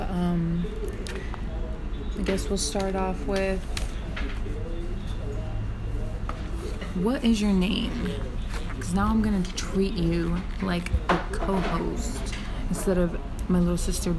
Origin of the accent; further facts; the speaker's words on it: Las Vegas, Nevada, United States; I was born and raised in Las Vegas, Nevada